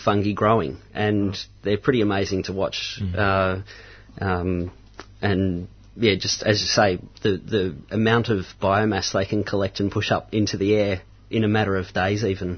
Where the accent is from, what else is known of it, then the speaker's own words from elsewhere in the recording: Mount Macedon, Victoria, Australia; now in Romsey, Australia; I grew up in Mount Macedon, mm-hmm. um, and I live in Romsey now